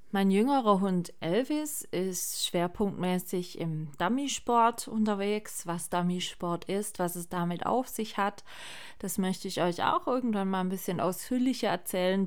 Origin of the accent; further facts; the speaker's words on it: Swabia, Baden-Württemberg, Germany; ich bin zwar hier in, im Schwabenland geboren, bluttechnisch gesehen, aber gar nichts an Schwäbisch